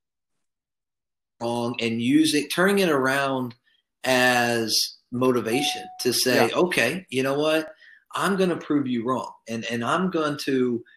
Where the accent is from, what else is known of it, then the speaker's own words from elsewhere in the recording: New York, United States; being a New Yorker